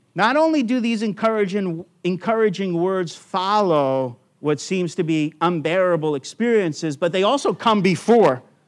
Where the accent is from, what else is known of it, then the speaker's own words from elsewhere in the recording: United States; now in Australia; I'm an American who became an Australian citizen by choice.